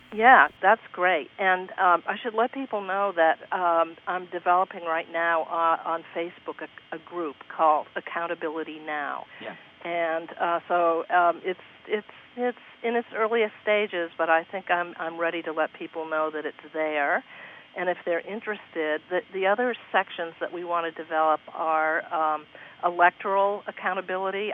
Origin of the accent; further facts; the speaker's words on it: Vermont, United States; I come from Vermont, which is a great state.